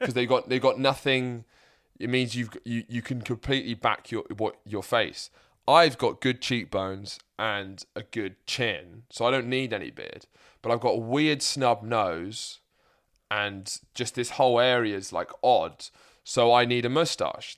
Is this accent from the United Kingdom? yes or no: yes; Lewes, South East England, United Kingdom; moved away as an adult; also born or lived in Midlands; now in London, United Kingdom; I live in London, my mum lives in and I grew up in Sussex, and I went to uni in the Midlands